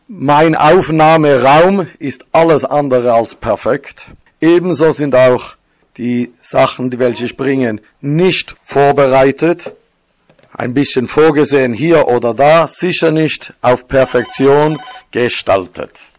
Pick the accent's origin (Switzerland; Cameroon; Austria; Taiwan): Switzerland; born there; accent: Swiss; Ich bin gebürtiger Schweizer, das hört ihr auch von dem Schweizer Akzent.